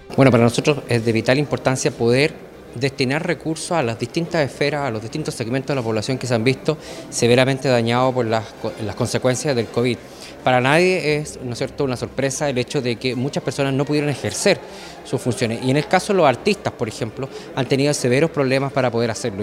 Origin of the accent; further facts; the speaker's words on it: Maule, Chile; muchos artistas que somos de acá de la región